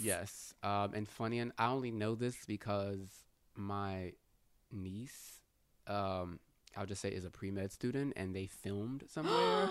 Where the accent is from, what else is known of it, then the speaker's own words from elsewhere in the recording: Houston, Texas, United States; I'm from Houston